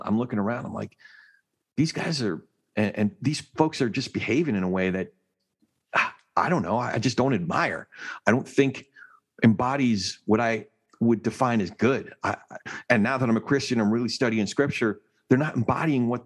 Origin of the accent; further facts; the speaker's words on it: New Jersey, United States; I'm from Jersey